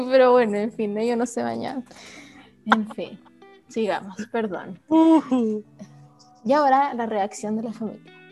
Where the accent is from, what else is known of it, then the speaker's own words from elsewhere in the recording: Chile; soy chilena